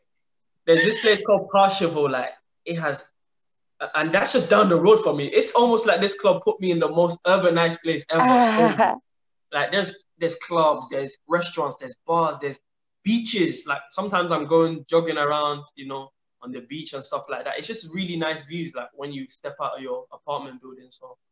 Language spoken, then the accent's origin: English; Nigeria; And being a Nigerian, you know, we always have so many history of Nigerian players who made big money and today they're in Nigeria broke.